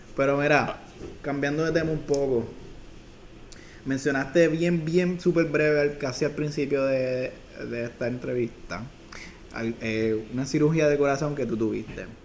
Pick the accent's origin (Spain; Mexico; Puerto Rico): Puerto Rico; Fajardo; also born or lived in Ceiba; yo soy de Fajardo